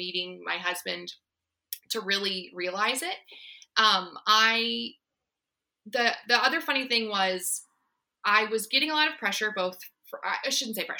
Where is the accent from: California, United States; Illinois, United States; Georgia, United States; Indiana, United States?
Indiana, United States; moved away as an adult; also born or lived in Alexandria, Virginia; now in Northern Virginia, United States; I was born in Alexandria, but I grew up in Indiana. We moved there when I was 5